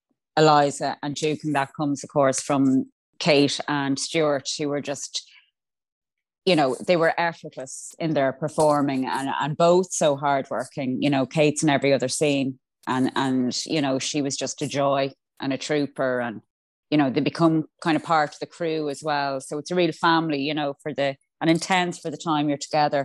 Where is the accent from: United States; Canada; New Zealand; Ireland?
Ireland; I'm also Irish.